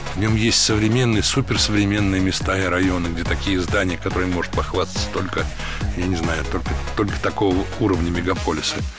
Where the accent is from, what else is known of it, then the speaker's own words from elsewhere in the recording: Moscow, Russia; moved away as an adult; also born or lived in Magadan / United States; Я вообще люблю Москву. Я же здесь родился не так давно